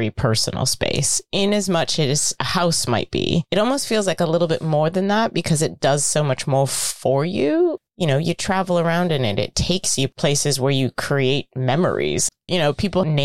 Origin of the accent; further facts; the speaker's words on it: United States; now in United Kingdom; as an American in this country